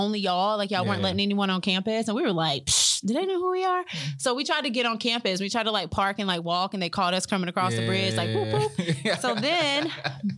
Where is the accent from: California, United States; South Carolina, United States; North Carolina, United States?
North Carolina, United States; Whiteville; moved away as an adult; also born or lived in Charlotte, North Carolina; now in Charleston, United States; I'm originally from Whiteville, North Carolina. Moved to Charlotte in 2006 for undergrad.